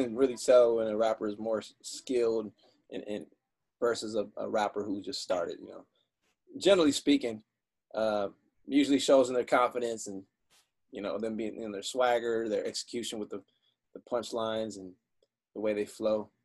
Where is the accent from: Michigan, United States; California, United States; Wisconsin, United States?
Michigan, United States; I grew up in Michigan.